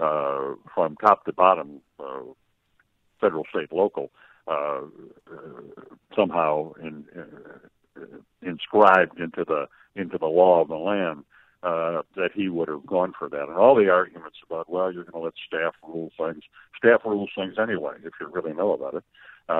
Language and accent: English; Illinois, United States; I'm the guy from Illinois, I'm not moving out of Illinois